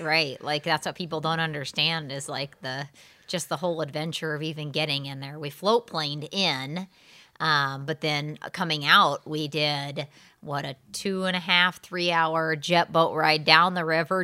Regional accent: Southern Illinois, United States; moved away; I'm from Southern Illinois originally

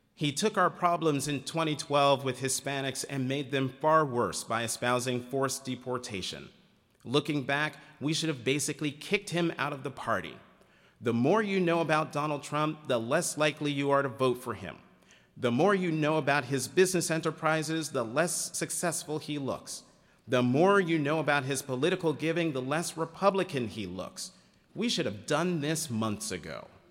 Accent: United States; as an American

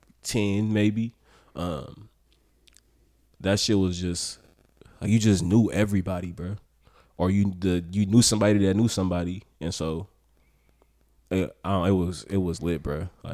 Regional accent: Oakland, California, United States; Because it's like, even the first question, what was it like growing up in Oakland? I don't know how to fucking answer that.

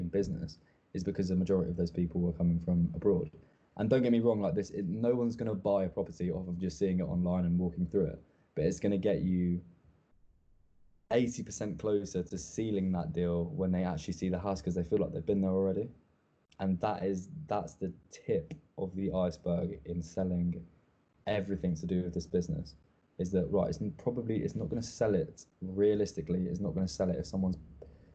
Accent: England, United Kingdom; As English people

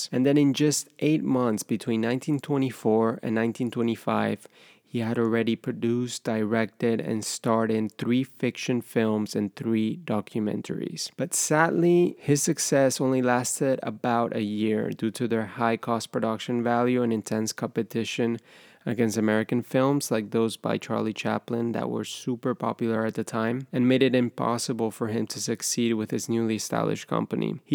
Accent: Ecuador; moved away; I'm originally from Ecuador

